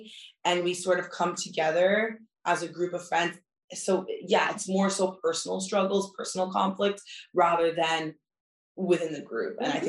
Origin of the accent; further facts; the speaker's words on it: United States; now in Paris, France; that's kind of how you build a network here and build your American family here. And it's been like that since I've moved here.